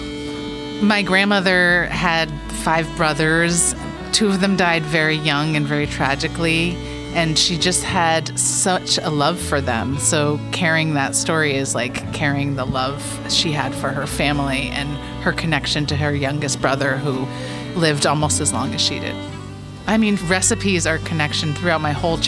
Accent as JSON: {"language": "English", "town": "New York City", "region": "New York", "country": "United States", "said": "I'm from Brooklyn, New York"}